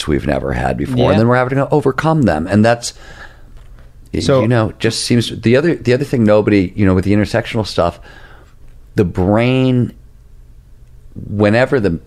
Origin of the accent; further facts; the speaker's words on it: Midwest, United States; I'm an old punk rocker and I come from the Midwest